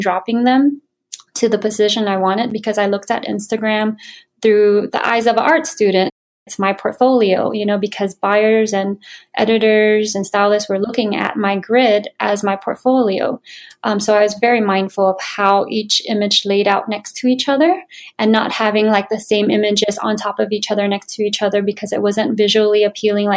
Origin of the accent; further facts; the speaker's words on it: Hawaii, United States; moved away; also born or lived in Florida / New York City; I'm originally from Hawaii